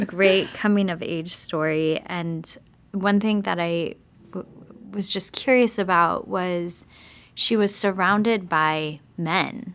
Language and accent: English; Lincoln, Nebraska, United States; I'm from the Midwest